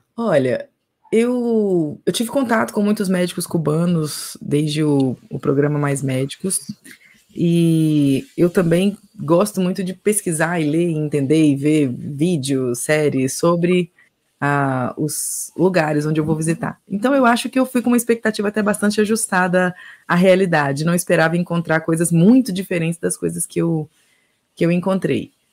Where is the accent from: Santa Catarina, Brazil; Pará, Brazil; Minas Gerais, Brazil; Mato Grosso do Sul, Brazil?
Minas Gerais, Brazil; Eu sou do Brasil, de Minas Gerais que fica no Brasil.